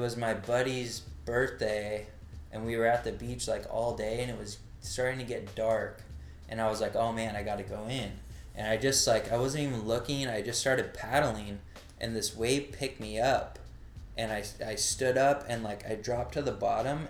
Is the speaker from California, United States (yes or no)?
yes; Orange, California, United States; I grew up in Orange.